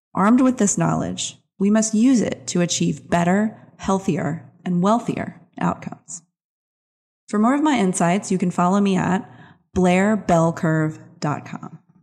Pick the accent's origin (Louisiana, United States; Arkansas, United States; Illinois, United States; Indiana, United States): Louisiana, United States; New Orleans; My hometown, New Orleans